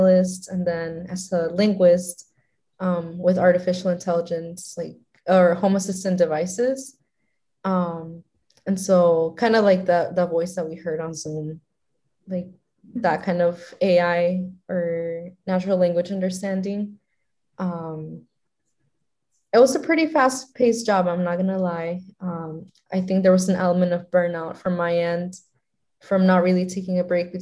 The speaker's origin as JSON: {"language": "English", "town": "Miami", "region": "Florida", "country": "United States", "tie": "born or raised there", "also_born_or_lived": "Nicaragua / Massachusetts", "said": "I was born in Nicaragua and I came to the U.S. when I was like around 5. I lived in Miami for most of my life"}